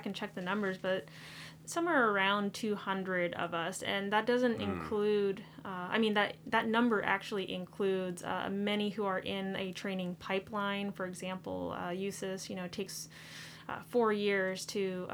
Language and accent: English; Aurora, Colorado, United States; moved away as an adult; also born or lived in California / New York City / Las Vegas / Bethesda, Maryland; I grew up in Colorado, right outside of Denver, in a town, Aurora.